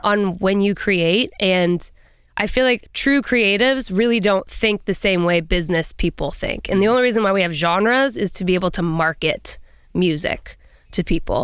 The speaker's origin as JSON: {"language": "English", "region": "Colorado", "country": "United States", "said": "I'm from Colorado and I have a big family"}